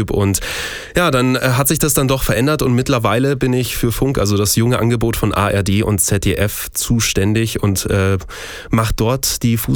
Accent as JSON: {"language": "German", "town": "Munich", "region": "Bavaria", "country": "Germany", "tie": "born or raised there", "said": "ich bin gebürtiger Münchner, ähm, bin dementsprechend auch, und so ehrlich muss ich sein, kein VfB Stuttgart-Fan"}